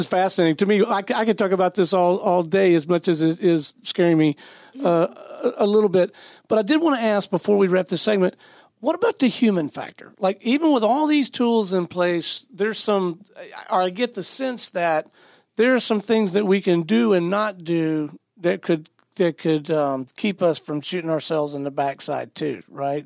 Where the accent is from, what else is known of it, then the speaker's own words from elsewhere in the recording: Pensacola, Florida, United States; I'm from Pensacola, Florida